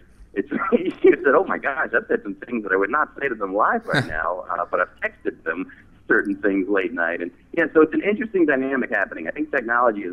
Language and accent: English; northern New Jersey, United States; moved away as an adult; also born or lived in Manhattan, New York City; now in New York City, United States; Originally from New Jersey, born in northern New Jersey and lived in Manhattan, now New York City, so sort of been an East Coaster my whole life.